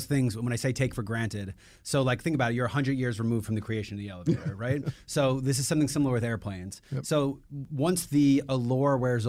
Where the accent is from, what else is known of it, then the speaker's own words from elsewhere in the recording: New York, United States; Like I'm a New Yorker.